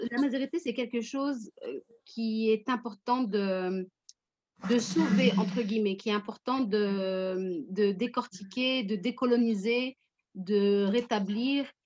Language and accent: French; France; je suis française, je suis musulmane, je suis américaine, je suis tout ça